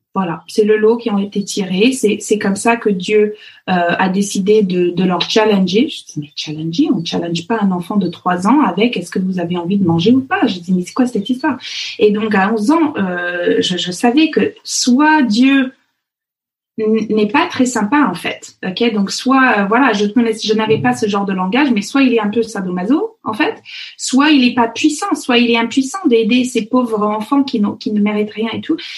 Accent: Fox Creek, Alberta, Canada; French is a second language; moved away as an adult; also born or lived in Paris region, France; now in Versailles area, France; l'Alberta, là où j'ai grandi, euh, les, les, gens de l'Alberta ou le Fox Creek, euh, là où j'ai grandi

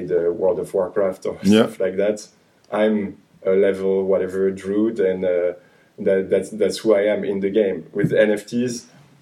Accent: western suburbs of Paris, Île-de-France, France; also born or lived in Angers; I grew up in the western suburbs of Paris

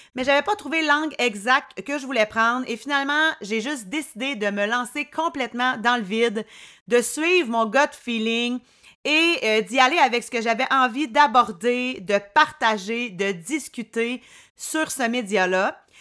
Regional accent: Drummondville, Quebec, Canada; now in Quebec City, Canada; je viens de Drummond

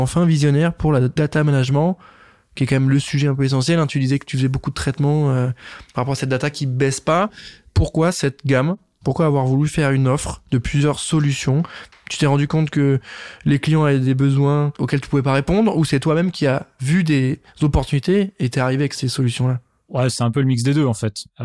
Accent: Grand Est, France; Parce que nous, on est originaire des plaines de Champagne.

